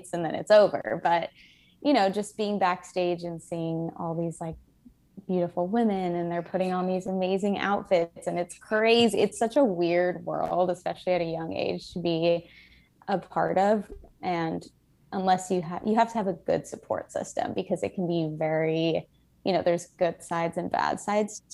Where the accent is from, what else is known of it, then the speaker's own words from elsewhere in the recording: Miami, Florida, United States; now in Brooklyn, United States; I'm from Miami, Florida